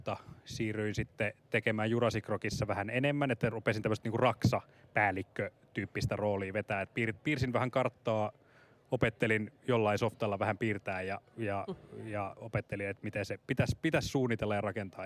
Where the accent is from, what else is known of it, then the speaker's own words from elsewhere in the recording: Central Finland, Finland; now in Helsinki, Finland; Olen kotoisin Keski-Suomesta